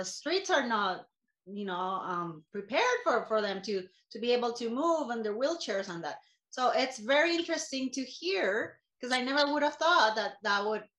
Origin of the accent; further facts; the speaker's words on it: Costa Rica; moved away as an adult; also born or lived in England; I am from Costa Rica